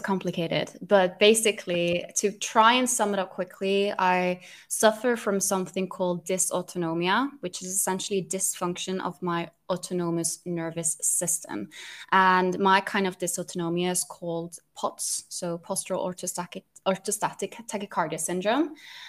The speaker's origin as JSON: {"language": "English", "country": "Norway", "second_language": "English", "lives_now": "London, United Kingdom", "said": "I'm Norwegian, so you can maybe hear my accent. It's a little bit hard to identify. People usually can't quite tell where my accent is from because it's a bit of a mix of everything. I'm Norwegian, but I am living in London."}